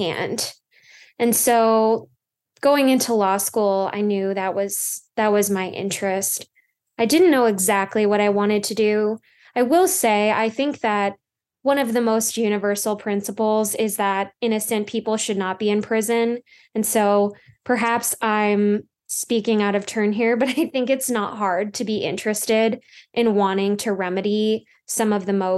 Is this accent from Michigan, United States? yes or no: no; Minnesota, United States